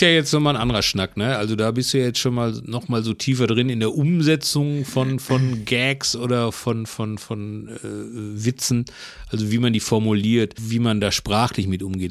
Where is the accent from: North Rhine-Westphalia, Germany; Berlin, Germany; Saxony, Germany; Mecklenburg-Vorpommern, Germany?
North Rhine-Westphalia, Germany; Herne; now in Bochum, Germany; ich bin ja in Herne groß geworden